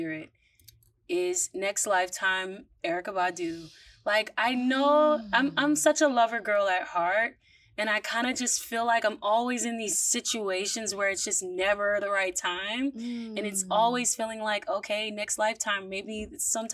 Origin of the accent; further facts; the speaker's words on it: Northern Virginia, United States; also born or lived in Washington, D.C.; I grew up in Northern Virginia